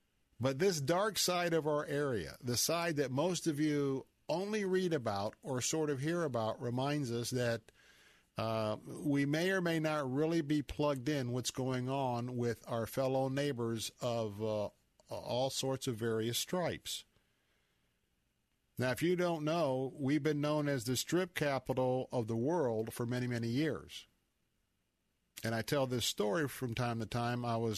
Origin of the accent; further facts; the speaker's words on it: Tampa, Florida, United States; I was a person of the faith, a Christ follower, I said, well, I was born and raised in Tampa, Florida.